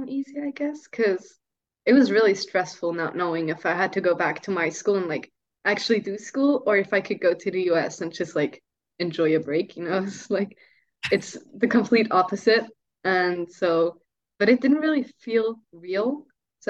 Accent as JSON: {"language": "English", "country": "Switzerland", "said": "I think that Swiss families are actually closer to each other than American families, from what I experienced."}